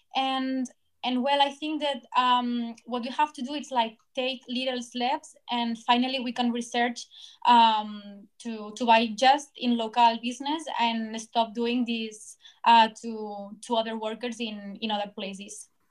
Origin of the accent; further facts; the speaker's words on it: Barcelona, Catalonia, Spain; I'm from Barcelona, and I am studying journalists in Autonomous University